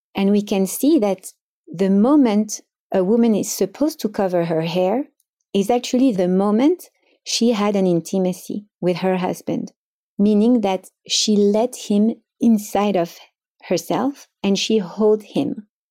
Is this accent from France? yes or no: yes; Paris, Île-de-France, France; moved away as an adult; now in Miami, United States; I grew up in Paris in a Sefaradi family